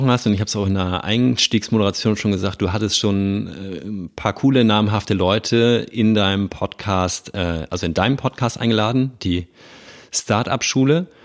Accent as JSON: {"language": "German", "region": "Hamburg", "country": "Germany", "said": "wie ich als Hamburger oder wahrscheinlich der Hamburger Jung, wie ich mit Hamburg halt verbunden bin"}